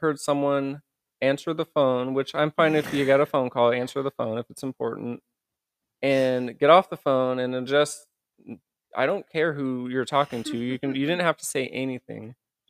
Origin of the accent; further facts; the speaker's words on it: Indiana, United States; now in San Diego, United States; I mean, I lived in it. I grew up in it in Indiana.